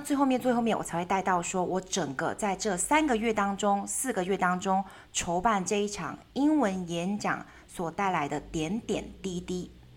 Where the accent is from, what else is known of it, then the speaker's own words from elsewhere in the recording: Taiwan; 我们台湾人会大量的去接收跟接受西方媒体